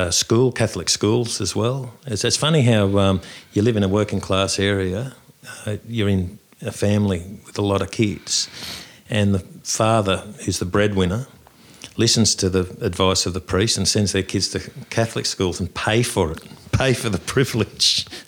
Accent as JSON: {"language": "English", "town": "Sydney", "region": "New South Wales", "country": "Australia", "tie": "born or raised there", "said": "my background, I'm a Dulwichell boy."}